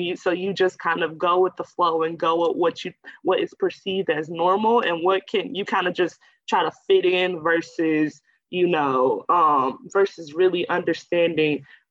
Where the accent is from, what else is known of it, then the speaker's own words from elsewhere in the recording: Florissant, Missouri, United States; also born or lived in Iowa; I'm from St. Louis, Missouri, a little suburb called Florissant, Ferguson-Florissant area